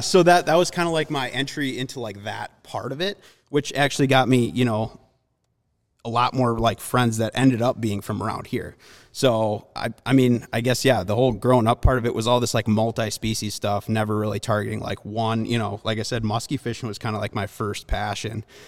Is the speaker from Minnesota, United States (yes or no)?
yes; Minnesota, United States; also born or lived in Milwaukee, Wisconsin; I grew up around Milwaukee. Um, when I was, I mean, probably first, second grade, we moved to Minnesota